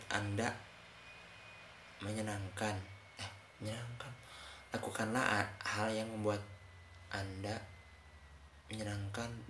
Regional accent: West Java, Indonesia; emang saya orang Sunda sih jadi susah selepas lah teman.

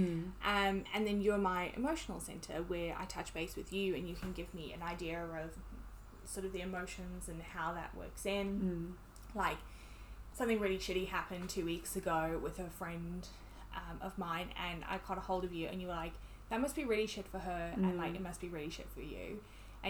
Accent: South Africa; now in New Zealand; I'm from South Africa

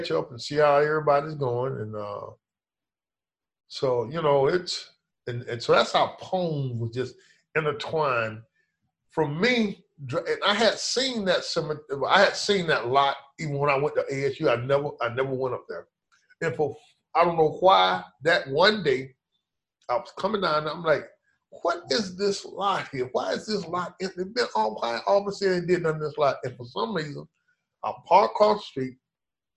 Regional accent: United States; I grew up in Carver Park, and I would come down to Harlem.

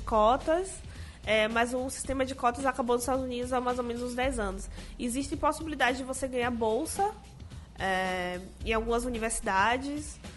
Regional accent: Salvador, Bahia, Brazil; Eu sou negra, sou de Salvador e sou da periferia de Salvador, nasci na Liberdade, que é o maior bairro negro da América Latina

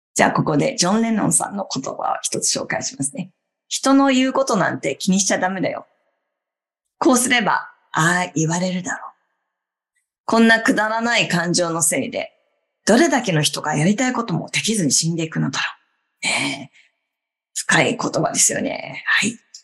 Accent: Obihiro, Hokkaido, Japan; moved away as an adult; now in New York, United States; 地元は北海道の帯広の日本から24年前にニューヨークに移って住むのを決めて

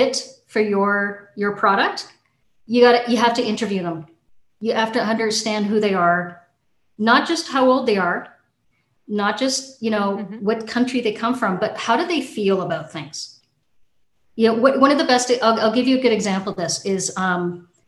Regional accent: Canada; I'm a Canadian

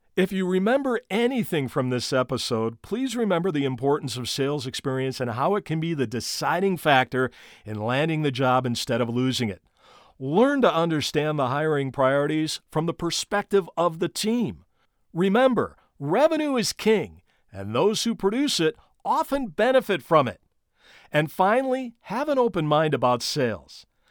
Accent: Gary, Indiana, United States; my hometown team, the Gary South Shore Railcats.

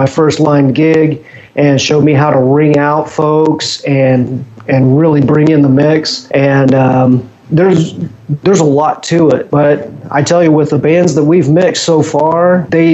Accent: Illinois, United States; moved away as an adult; also born or lived in Chicago; now in Russellville, United States; growing up in Illinois, I remember the days of Farm Aid

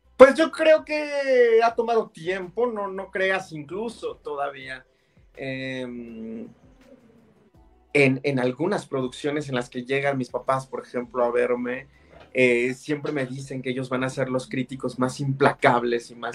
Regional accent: San Juan del Río, Querétaro, Mexico; el lugar de donde yo soy, que soy de San Juan del Río Querétaro

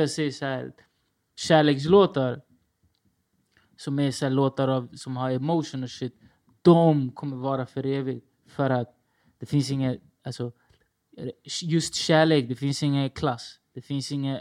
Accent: Stockholm, Stockholm County, Sweden; jag är från Rinkeby

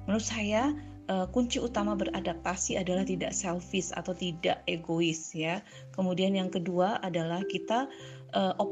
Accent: Java, Indonesia; moved away as an adult; now in Palangkaraya, Indonesia; Tempat lain untuk merantau adalah tempat di mana tempat saya tinggal sekarang yaitu Palangkaraya. Saya merantau dari Jawa ya, mengikuti suami untuk membentuk suatu keluarga baru di Kalimantan

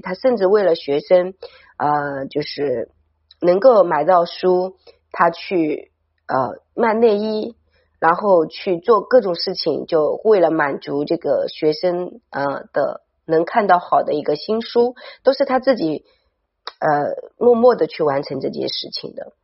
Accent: China; 你可以很大地去感受到我们身为中国人

